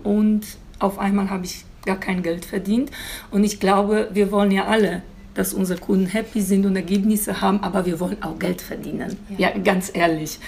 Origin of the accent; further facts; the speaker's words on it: Poland; German is a second language; moved away as an adult; now in Germany; ich komme aus Polen ursprünglich und ich bin vor, äh, bin vor knapp 17 Jahren hier nach Deutschland gekommen